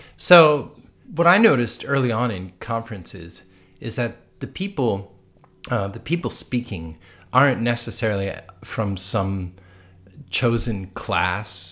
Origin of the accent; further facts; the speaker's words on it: East Coast, United States; we're from the East Coast